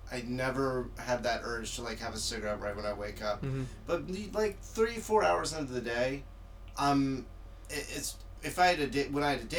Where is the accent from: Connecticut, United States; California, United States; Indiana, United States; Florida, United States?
Florida, United States; I'm from Florida